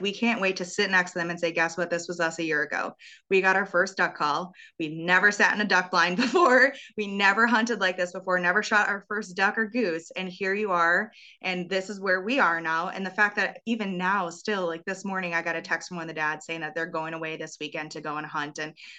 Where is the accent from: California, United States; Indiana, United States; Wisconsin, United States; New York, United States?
Wisconsin, United States; obviously growing up in Wisconsin, that nine day gun deer season, it's like a literal holiday here.